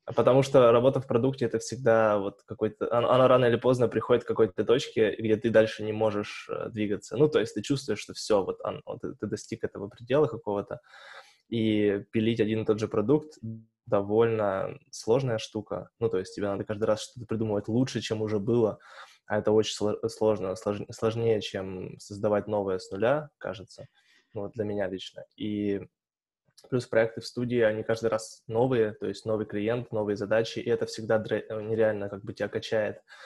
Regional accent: Tobolsk, Tyumen Oblast, Russia; now in Tyumen, Russia; я из Тобольска

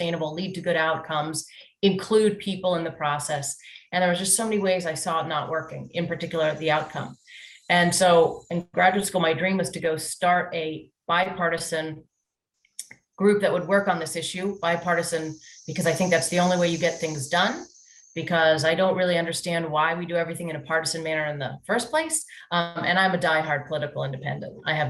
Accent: Washington, District of Columbia, United States; I'm actually a third generation native Washingtonian

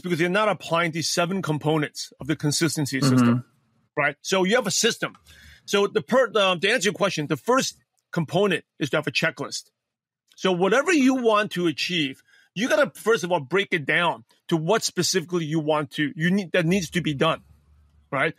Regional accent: New York City, New York, United States; English is a second language; born and raised in Brooklyn, New York.

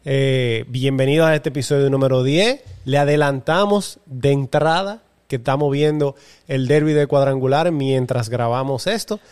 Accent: Dominican Republic; Como los dominicanos siempre montamos el coro y la banda

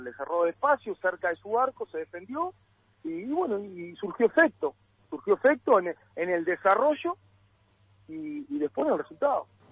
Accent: Uruguay; now in Argentina; somos los uruguayos

